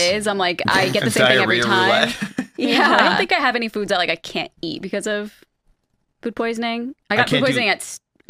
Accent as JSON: {"language": "English", "region": "East Coast", "country": "United States", "moved": "yes", "said": "We're also from the East Coast, so pizza's good there."}